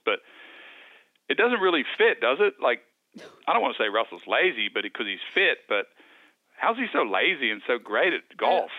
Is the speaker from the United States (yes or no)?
no; Wagga Wagga, New South Wales, Australia; When I grew up, when I was a boy, growing up in Wagga, uh, Wagga Wagga